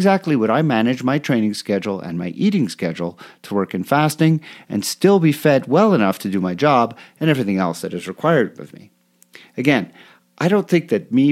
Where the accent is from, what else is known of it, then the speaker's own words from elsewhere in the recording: Canada; moved away; growing up in Canada, coming to triathlon when I was still living there